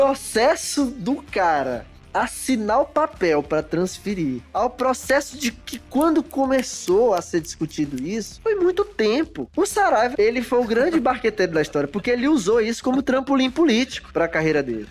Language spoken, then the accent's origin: Portuguese; Teresina, Piauí, Brazil; eu sou teresinense e eu gosto de observar a minha cidade